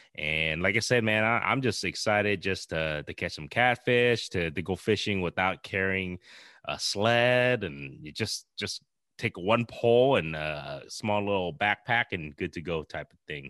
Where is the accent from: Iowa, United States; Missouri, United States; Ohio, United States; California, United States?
Iowa, United States; we're from Iowa